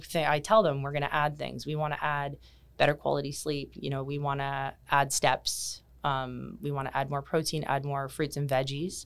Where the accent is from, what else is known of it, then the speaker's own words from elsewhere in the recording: Kitchener, Ontario, Canada; moved away as an adult; now in Bermuda; I was born and raised in Canada, in, um, Kitchener, Ontario